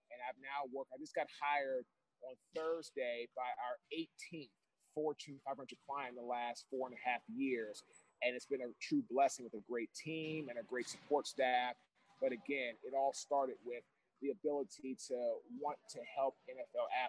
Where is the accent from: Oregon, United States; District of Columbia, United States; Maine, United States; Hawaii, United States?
District of Columbia, United States; Washington; now in Baltimore, United States; I'm also originally from Washington, D.C., which was an hour away from Baltimore.